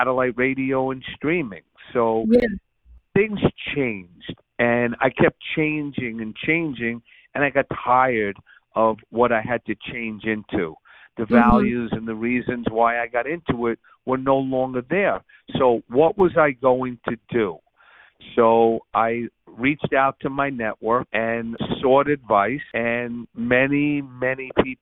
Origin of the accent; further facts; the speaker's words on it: New York City, New York, United States; I'm a New Yorker. I grew up there. And I learned a lot about life on the streets of growing up in Brooklyn.